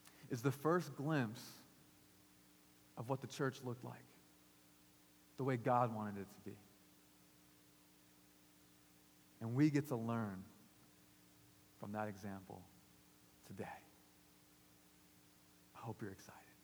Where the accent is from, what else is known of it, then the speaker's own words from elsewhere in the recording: United States; I grew up as an all-American boy